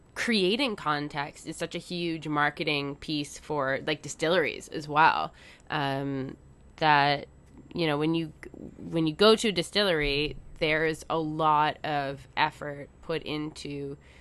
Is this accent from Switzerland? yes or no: no; Canada; I'm Canadian